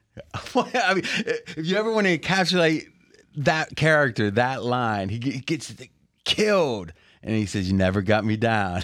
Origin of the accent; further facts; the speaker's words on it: Ohio Valley, United States; we grew up in the Ohio Valley